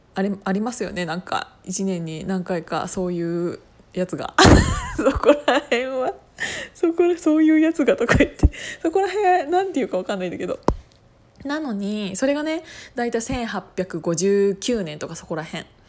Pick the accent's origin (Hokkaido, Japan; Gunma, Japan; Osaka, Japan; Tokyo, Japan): Gunma, Japan; Kiryu; 私群馬県の桐生市出身で